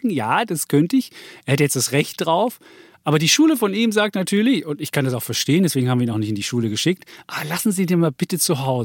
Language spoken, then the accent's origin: German; Austria; wir wollten eine Banane für mich als Ösi.